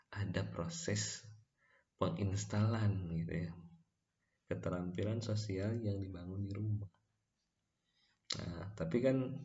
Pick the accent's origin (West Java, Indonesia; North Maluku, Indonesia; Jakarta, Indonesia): West Java, Indonesia; Bandung; also born or lived in Ciamis / Garut; dan besar di Garut dan Bandung gitu. bahkan sekarang menetap di Bandung dan bekerja di Tasikmalaya